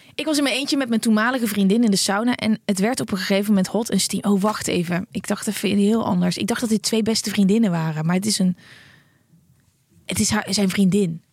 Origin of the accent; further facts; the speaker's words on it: Netherlands; wij als Nederlanders